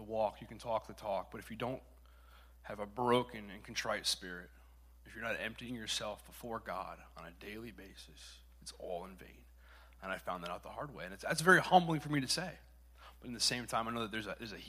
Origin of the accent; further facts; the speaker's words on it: Connecticut, United States; I'm from Connecticut